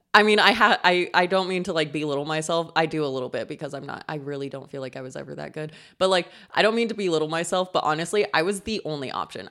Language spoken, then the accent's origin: English; Colorado, United States; my hometown is in Colorado, really close to Utah